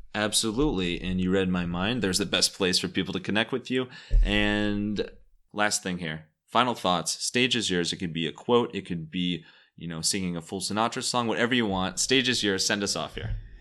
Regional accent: Cleveland, Ohio, United States; I was from Cleveland

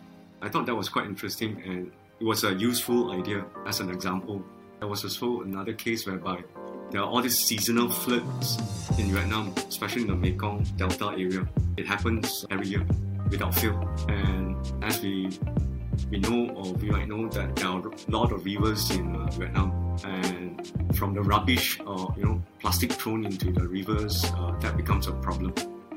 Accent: Malaysia; and I'm a Malaysian Chinese, so when I was in China, I can speak some Chinese, so it wasn't totally alien.

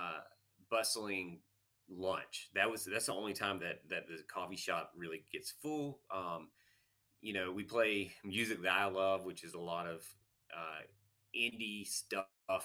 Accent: Laurel, Mississippi, United States; moved away as an adult; also born or lived in Texas; I grew up in Laurel Meridian area

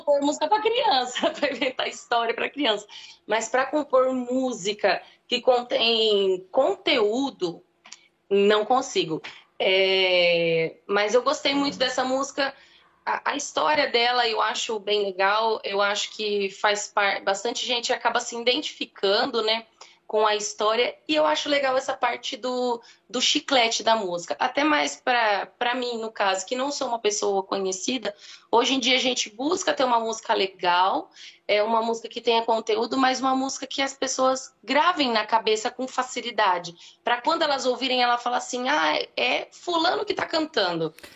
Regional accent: Mato Grosso do Sul, Brazil; now in Rio Claro, Brazil; eu não sou daqui de Rio Claro, né? Eu sou de Mato Grosso do Sul

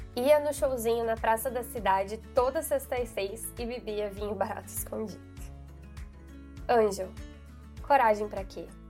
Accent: Ponta Grossa, Paraná, Brazil; moved away; na minha cidade natal, Ponta Grossa, Paraná

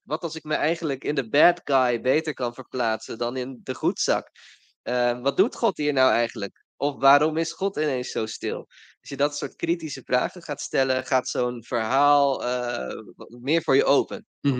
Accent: Rotterdam, South Holland, Netherlands; Ik kom uit Rotterdam

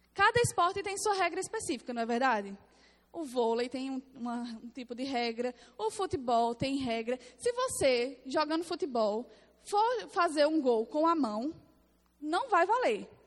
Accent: Paraíba, Brazil; accent: Paraibano; Sou paraibana, tá? Meu sotaque é paraibana

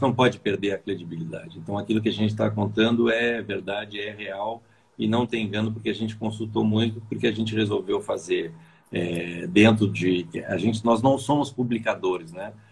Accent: Bagé, Rio Grande do Sul, Brazil; now in São Paulo, Brazil; eu nasci no Rio Grande do Sul, mas estou aqui

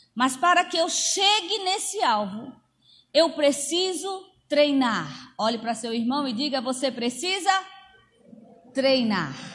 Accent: Amazon, Brazil; eu cresci na Amazônia

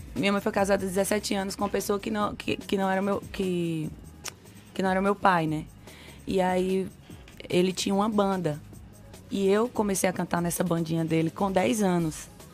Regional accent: Sobradinho, Bahia, Brazil; also born or lived in Pernambuco; now in Salvador, Brazil; nasci em Pernambuco, cresci aqui na Bahia, no interior da Bahia, em Sobradinho. Uhum. E a minha infância toda foi lá.

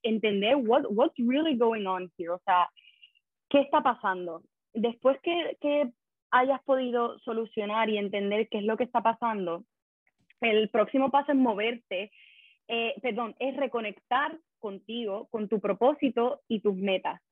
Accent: Puerto Rico; also born or lived in Madrid; now in Brussels, Belgium; yo soy de Puerto Rico también

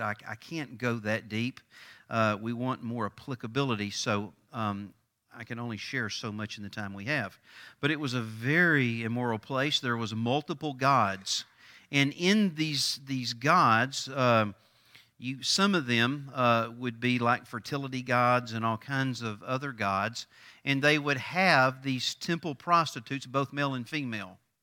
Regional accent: East Texas, United States; I grew up in East Texas.

